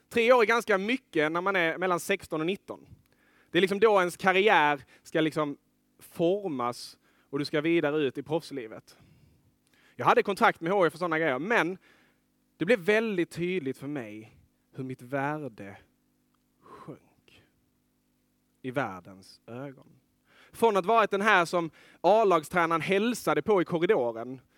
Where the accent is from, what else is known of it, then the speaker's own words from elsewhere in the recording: Lerberget, Skåne, Sweden; moved away as an adult; jag är uppvuxen vid kusten, i Lerberget